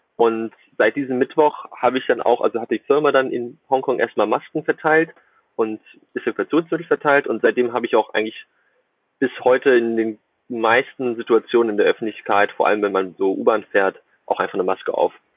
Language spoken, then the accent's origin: German; Germany; moved away as an adult; now in Shenzhen, China; als Deutscher, der kein Chinesisch spricht